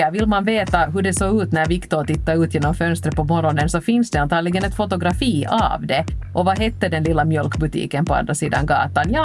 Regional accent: Helsinki, Uusimaa, Finland; att upptäcka min hemstad på det här sättet.

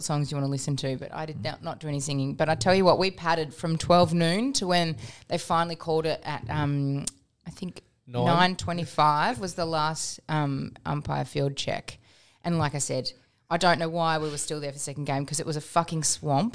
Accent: England, United Kingdom; now in Melbourne, Australia; I was born in England

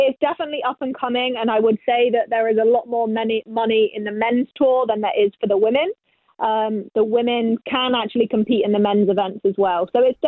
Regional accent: England, United Kingdom; moved away as an adult; now in United States; I grew up bowling in England

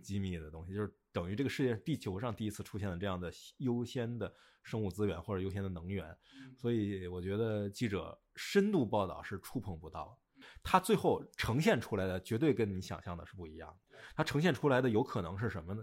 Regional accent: China; 咱们就是中国人

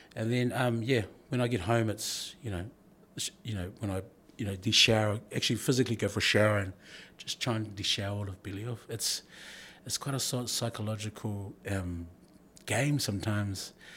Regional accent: New Zealand; I'm, I'm born in New Zealand of Samoan heritage and, and Tagalone heritage

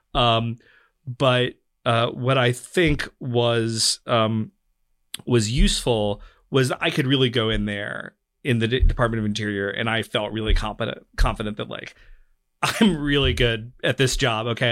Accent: North Carolina, United States; I grew up in North Carolina in a very low immigration community

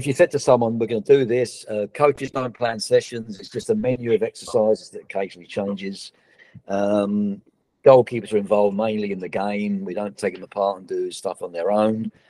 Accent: Australia; it was not, not just emotional as an Australian, but it's incredible to see where we're at now

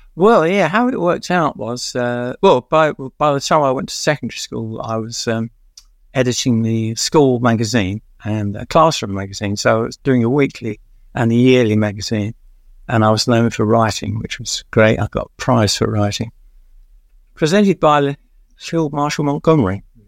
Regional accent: London, United Kingdom; also born or lived in Catford, London; I grew up in Stratford in East London in a flat

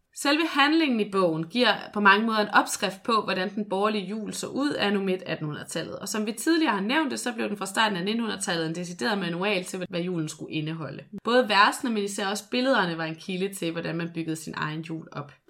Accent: Skanderborg, Central Denmark Region, Denmark; Skanderborg, hvor jeg er fra

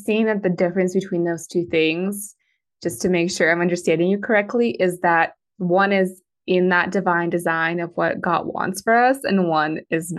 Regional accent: Moscow, Russia; born there; I was born in Moscow, Russia. And my Russian's not good enough for me to read the Russian Bible completely and like understand it

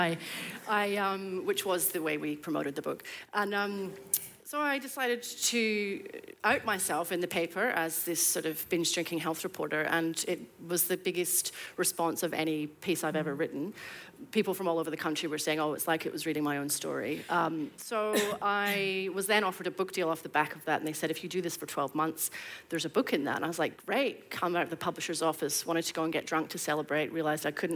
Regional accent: Scotland, United Kingdom; now in Australia; since I was 13, growing up in Scotland

